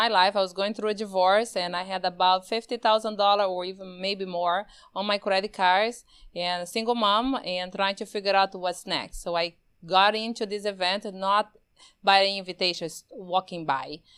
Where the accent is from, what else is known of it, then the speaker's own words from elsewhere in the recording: Brazil; moved away; Born and raised in Brazil, not just like that. In the middle of the Amazon, with no electricity and no water, we have a river